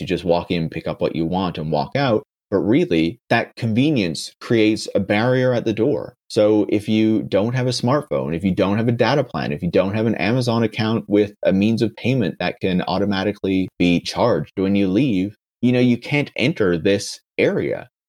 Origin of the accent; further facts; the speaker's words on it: Canada; I'm from Canada.